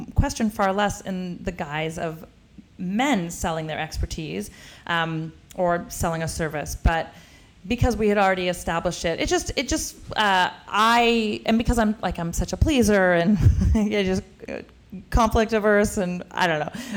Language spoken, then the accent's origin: English; Canada; moved away as an adult; now in United States; I'm Canadian